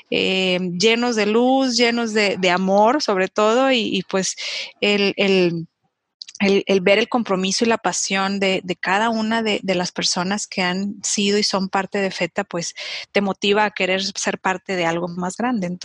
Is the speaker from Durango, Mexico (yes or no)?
yes; Durango, Mexico; En, Durango, yo soy de Durango, este, y, mi mamá siempre colaboraba con las madres vicentinas